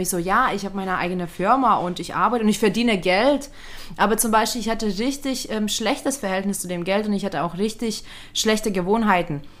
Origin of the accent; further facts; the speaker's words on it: Lithuania; moved away; weil ähm, ich bin als Kind in Litauen aufgewachsen und wir hatten sowas nicht wie WGs.